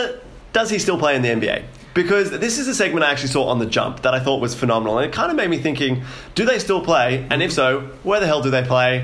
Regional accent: Australia; Look, I'm an Australian patriot

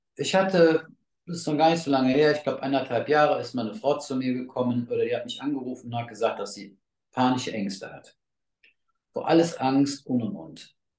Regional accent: North Rhine-Westphalia, Germany; hier bei uns in NRW

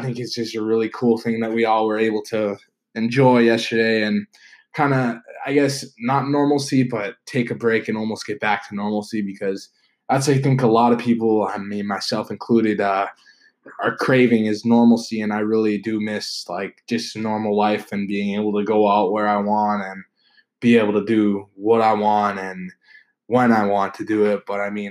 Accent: Canada; also born or lived in United States; I am from Canada, and I do go to school in the US

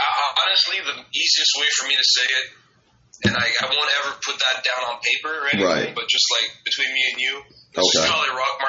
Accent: Quebec, Canada; Basically, like, just as far as the whole, like, province of Quebec, it's like we have a beef with the rest of Canada because we're French and they're Engli

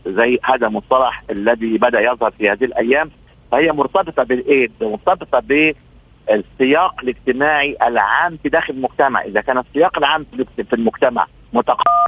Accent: Upper Egypt, Egypt; احنا احنا عندنا في في الصعيد

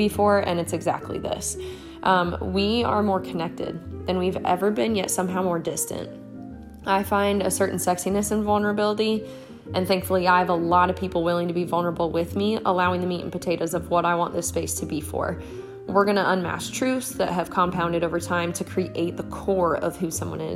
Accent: Marshalltown, Iowa, United States; moved away as an adult; now in South Carolina, United States; I am from Marshalltown, Iowa, and I was born and raised there. I'm now in South Carolina. I've been here for 8 years

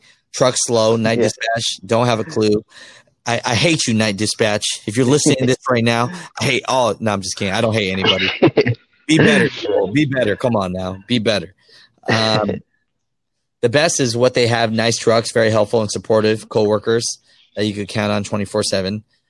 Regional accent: Ohio, United States; I am from Ohio and I got two little boys to take care of, and they told me they can't get me anything around here, but they got terminals in Gary, Indy.

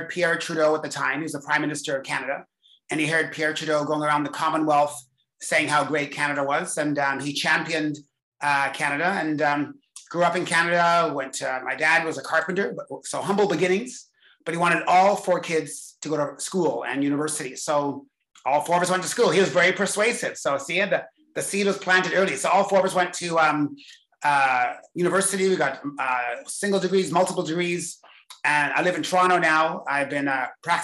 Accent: England, United Kingdom; I was born in England

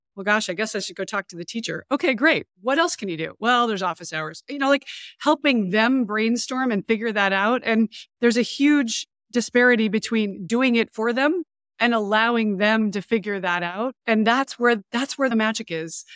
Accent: Montana, United States; moved away as an adult; also born or lived in San Diego / Virginia / Europe; I grew up in Montana

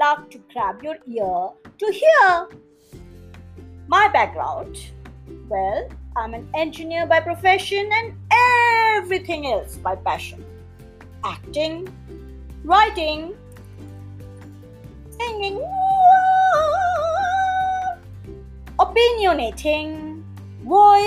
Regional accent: India; I'm not from the United States, I'm from India.

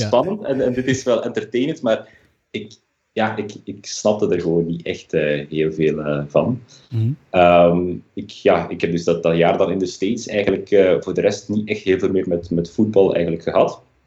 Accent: Leuven, Flanders, Belgium; moved away as an adult; now in Berlin, Germany; mijn roots liggen uiteraard wel in België eh, aan het accent eh, te horen, specifiek in Leuven dan. Maar ik ben inmiddels een jaar of tien uitgezwermd naar Duitsland, naar Berlijn.

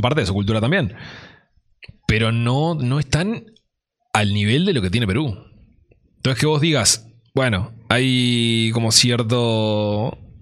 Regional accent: Uruguay; somos uruguayos

